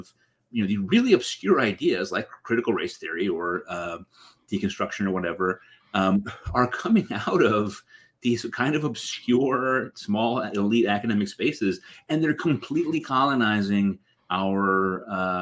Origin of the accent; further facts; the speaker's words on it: Middletown, Connecticut, United States; I grew up on Wesleyan University.